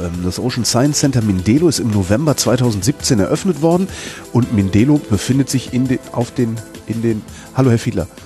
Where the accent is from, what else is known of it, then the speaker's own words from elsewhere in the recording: Berlin, Germany; ich komme aus Berlin